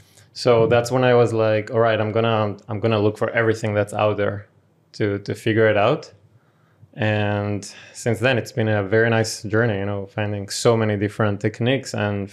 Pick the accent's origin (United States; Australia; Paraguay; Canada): Paraguay; born there; Yeah, so I was born in Paraguay to a Venezuelan father, a Brazilian mother